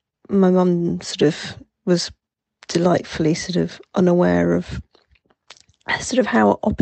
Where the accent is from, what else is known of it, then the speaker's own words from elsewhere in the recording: Belgium; We grew up in Belgium